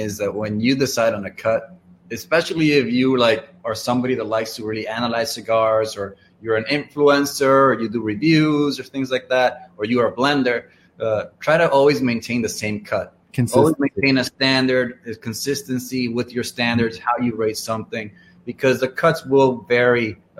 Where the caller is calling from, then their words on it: Dominican Republic; I am reporting in from Dominican Republic.